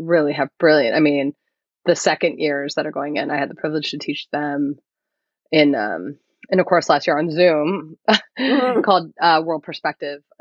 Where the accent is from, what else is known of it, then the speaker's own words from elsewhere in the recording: United States; we're born and raised here. And it's new for so many people because we're the first generation to be born here